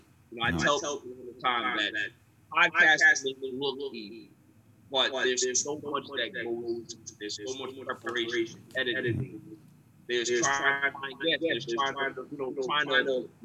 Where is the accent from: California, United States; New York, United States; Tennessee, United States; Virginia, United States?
New York, United States; New York City; also born or lived in Brooklyn, New York; now in Long Island, United States; I've been in Queens when I was five